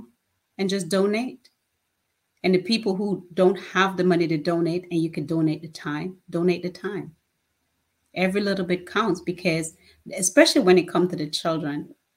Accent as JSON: {"language": "English", "country": "Jamaica", "tie": "born or raised there", "moved": "yes", "said": "as a child growing up in Jamaica"}